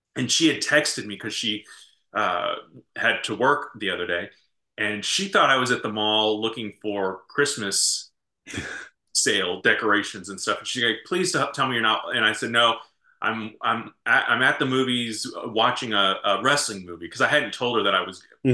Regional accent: St. Louis, Missouri, United States; we grew up in St. Louis

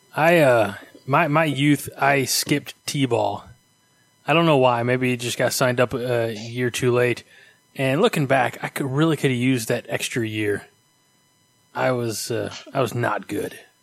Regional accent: Southern Illinois, United States; I'm from Southern Illinois

